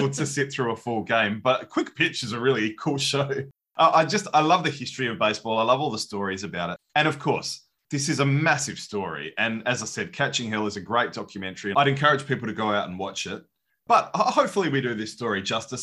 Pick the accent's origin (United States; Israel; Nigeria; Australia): Australia; As an Aussie